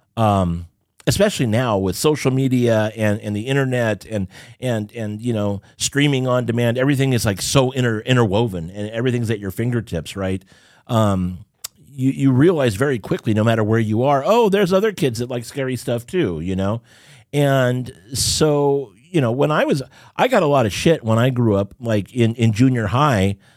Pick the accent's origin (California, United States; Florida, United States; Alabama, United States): California, United States; Southern; also born or lived in Rialto, California / Irvine, California; growing up in Southern California